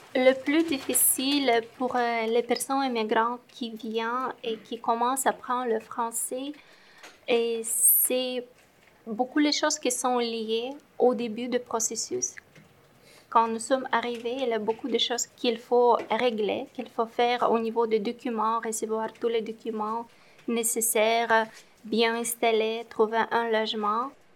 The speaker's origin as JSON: {"language": "French", "country": "Moldova", "moved": "as an adult", "lives_now": "Montreal, Canada", "said": "Je viens de la Moldavie quand j'ai quitté le Moldavie"}